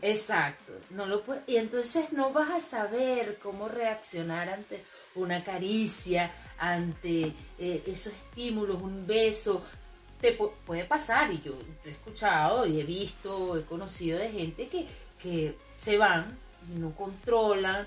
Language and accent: Spanish; Maracay, Aragua, Venezuela; also born or lived in Puerto Ordaz, Venezuela; now in Chile; soy de Maracay, nací en Maracay y emigré